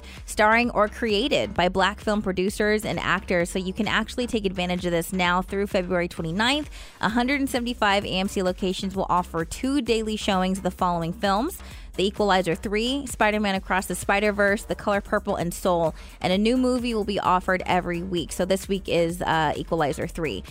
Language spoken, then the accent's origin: English; Stockton, California, United States; now in Maryland, United States; we're from Stockton, California. It's a really small town